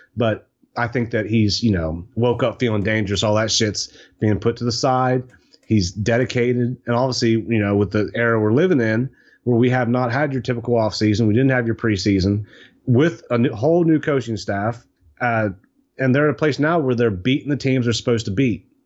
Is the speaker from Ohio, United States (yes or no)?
yes; Eastern Ohio, United States; I grew up in Eastern Ohio in between, um, Steubenville and New Philadelphia. That's where I grew up.